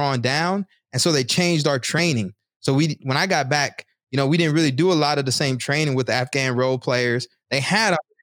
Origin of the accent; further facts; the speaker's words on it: the South, United States; moved away; I'm from the South